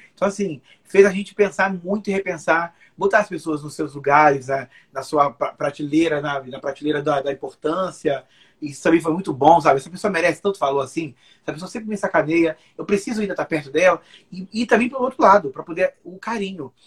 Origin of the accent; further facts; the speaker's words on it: Rio de Janeiro, Brazil; also born or lived in Bahia; eu sou cariocaço, nem né? quando eu não sou carioca, eu sou baiano